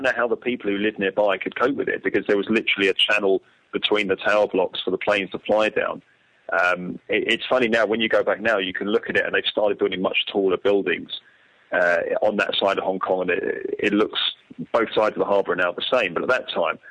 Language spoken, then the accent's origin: English; London, United Kingdom; I grew up in London